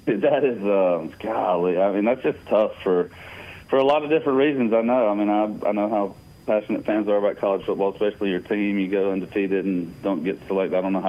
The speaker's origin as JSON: {"language": "English", "region": "Georgia", "country": "United States", "said": "just because I'm from Georgia"}